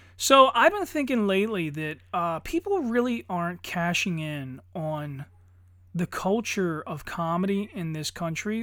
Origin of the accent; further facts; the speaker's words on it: Pennsylvania, United States; I'm a dipshit from Pennsylvania